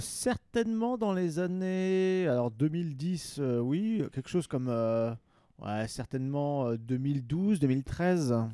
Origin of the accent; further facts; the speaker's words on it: Pas-de-Calais, Hauts-de-France, France; j'ai grandi dans le Pas-de-Calais